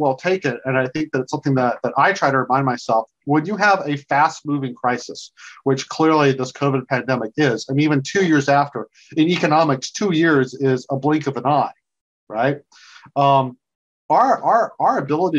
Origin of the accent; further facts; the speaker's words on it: South Georgia, United States; now in Washington, D.C., United States; I grew up in South Georgia.